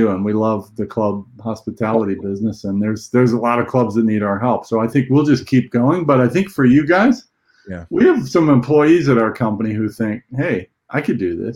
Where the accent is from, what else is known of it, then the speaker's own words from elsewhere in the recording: California, United States; also born or lived in Boston; now in Newport Beach, United States; I was there for 7 years of school. I'm from California, so I'm back here now